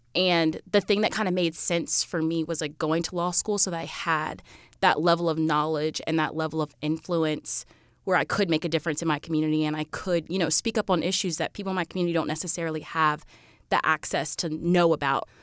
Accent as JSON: {"language": "English", "region": "rural South Carolina", "country": "United States", "tie": "born or raised there", "also_born_or_lived": "Georgia / Lexington, South Carolina", "moved": "as an adult", "said": "I'm from Plumber in South Carolina, which is about forty-five minutes from the border of Georgia"}